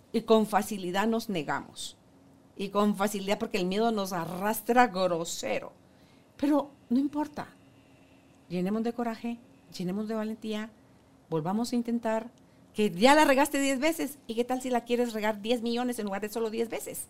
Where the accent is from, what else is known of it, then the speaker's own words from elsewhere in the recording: Guatemala; Guatemala, somos un país divino